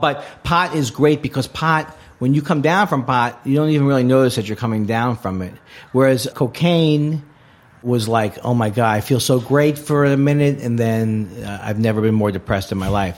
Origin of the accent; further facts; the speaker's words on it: New York City, New York, United States; moved away as an adult; also born or lived in Los Angeles; I grew up in New York